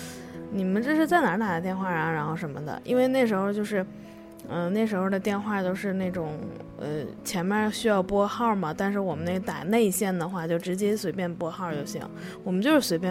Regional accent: Tangshan, Hebei, China; 二十五岁，河北唐山人

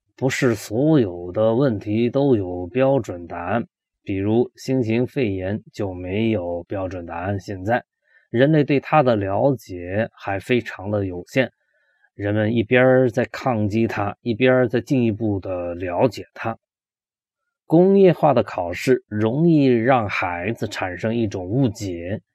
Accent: China; 我们中国人比较忌讳死亡这件事情

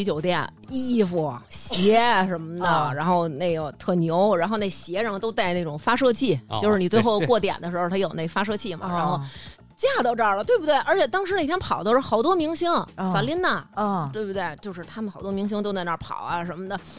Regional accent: Beijing, China; 营造出北京姑娘该有的这状态。

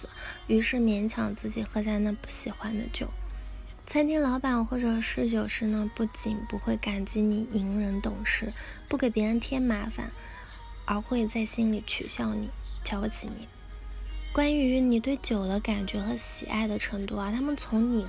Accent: China; 我们中国人特别喜欢讲面子啊，讲丢脸。

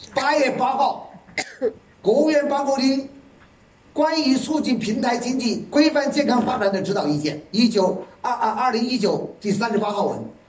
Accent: Yichang, Hubei, China; 我来自宜昌，宜昌这个地方有山，所以我们经常唱山歌

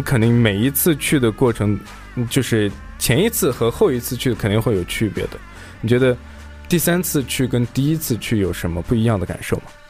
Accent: Xinjiang, China; 因为我也是新疆人嘛，我们就是吃辣的、吃咸的还是比较严重的

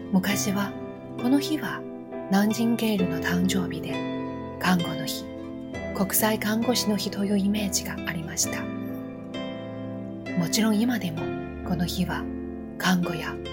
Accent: Japan; moved away; also born or lived in Beijing; 地震国と呼ばれる日本で生まれ育ったのですから

